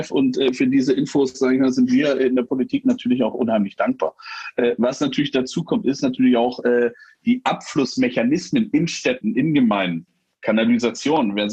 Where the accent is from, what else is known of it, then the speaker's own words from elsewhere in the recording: Saxony-Anhalt, Germany; Ich bin auf dem Land groß geworden, äh, da hatten wir am Rande der Bode, die kennt, äh, ein kleines Flüsschen im Harz.